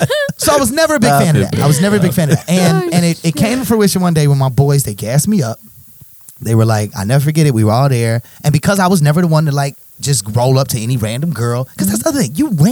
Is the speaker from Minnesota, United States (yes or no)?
no; Maywood, Illinois, United States; No, I'm from Maywood.